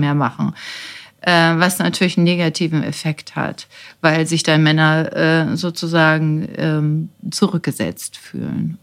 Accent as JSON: {"language": "German", "country": "Germany"}